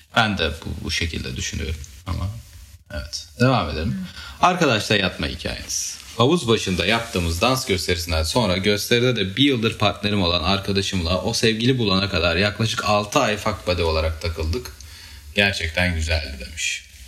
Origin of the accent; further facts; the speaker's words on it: Artvin, Turkey; ben Artvinliyim.